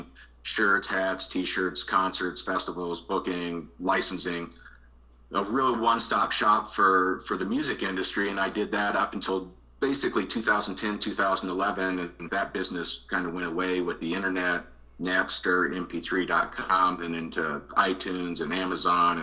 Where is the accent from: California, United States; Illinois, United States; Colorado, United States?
Colorado, United States; I'm really a Colorado guy. I moved here when I was 6 months old, so I consider myself basically a native, a Coloradoan.